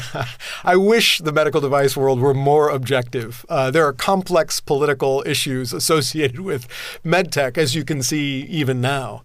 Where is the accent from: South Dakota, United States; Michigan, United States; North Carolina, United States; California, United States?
California, United States; Southern; I grew up in Southern California